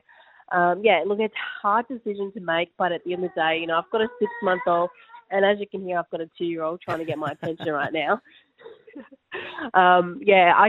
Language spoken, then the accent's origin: English; Australia; as Australian players